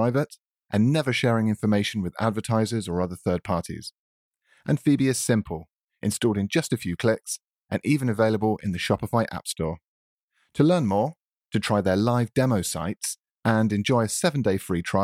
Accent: United Kingdom; as a Brit

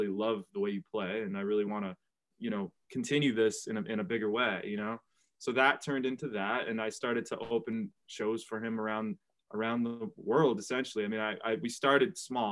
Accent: New Bedford, Massachusetts, United States; my hometown of New Bedford

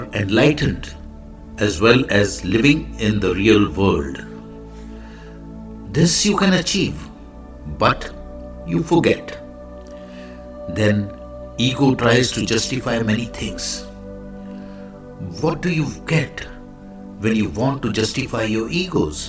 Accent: India; I am the Indian monk

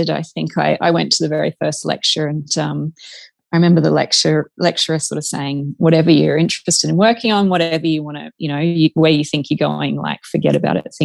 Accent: Queensland, Australia; moved away as an adult; now in Western Australia, Australia; So I'm a Queenslander originally, but we've been over in WA for about three going on, yeah, three and a bit years now.

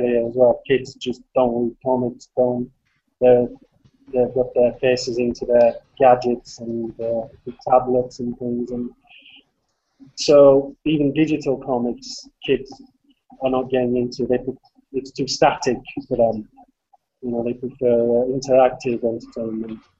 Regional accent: England, United Kingdom; I'm an English man, so I don't write in Swedish or anything like that.

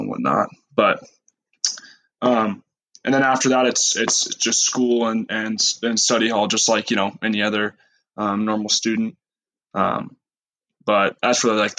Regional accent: Missoula, Montana, United States; moved away as an adult; also born or lived in Arizona; I was raised in Missoula, Montana

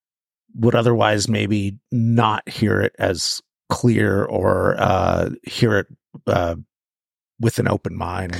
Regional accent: New Mexico, United States; also born or lived in California / Southern Oregon; I was born in California, and then I was raised partly in the Sangre de Cristos, in New Mexico, up in the mountains and around New Mexico, Taos and Tucumcari and that, and then back to California

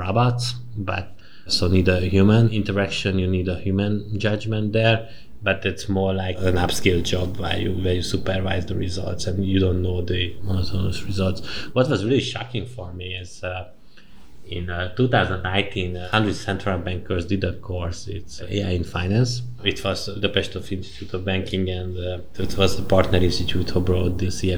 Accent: Kaposvár, Somogy, Hungary; moved away as an adult; also born or lived in Maastricht, Netherlands; I'm from the countryside. Kaposvár, it's a southern.

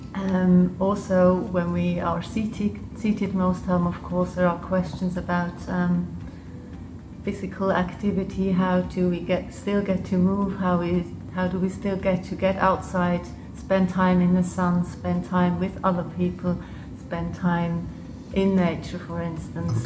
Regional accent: Switzerland; accent: quite English; English is a second language; also born or lived in Liechtenstein; I grew up in Switzerland. Um, part, part of the time in Switzerland, and the other part I grew up in the Principality of Liechtenstein

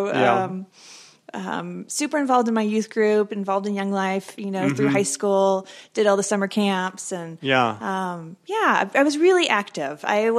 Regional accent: Tulsa, Oklahoma, United States; moved away as an adult; also born or lived in Africa; now in Siloam Springs, United States; I'm from Tulsa.

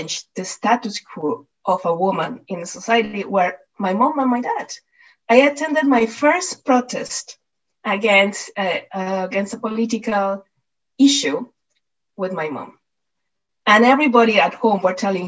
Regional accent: Mexico City, Mexico; moved away; I was born and I was brought up in Mexico City.

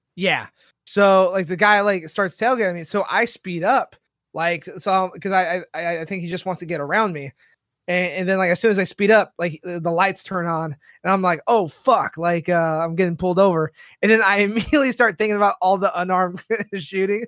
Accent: San Diego, California, United States; I grew up in San Diego

